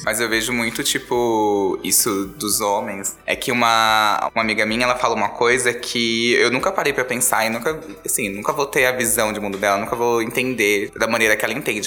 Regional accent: Diadema, São Paulo, Brazil; Eu sou de Diadema, do Grande ABC

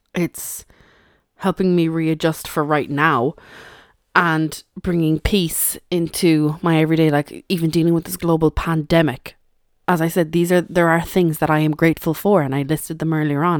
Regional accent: Ireland; I suppose I am Irish, and we don't actually celebrate Thanksgiving here in Ireland

